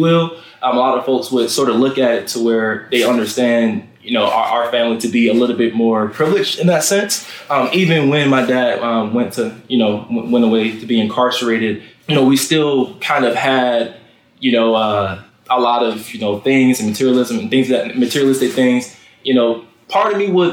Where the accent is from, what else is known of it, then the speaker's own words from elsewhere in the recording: Fort Lauderdale, Florida, United States; growing up in Fort Lauderdale, Florida, in Broward County